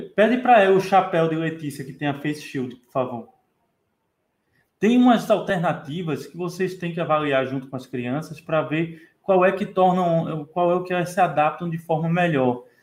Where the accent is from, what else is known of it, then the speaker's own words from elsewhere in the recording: Brazil; como bom brasileiro